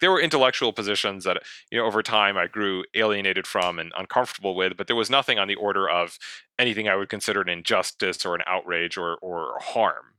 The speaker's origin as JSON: {"language": "English", "country": "United States", "said": "I do believe I have a responsibility as an American invested in the West"}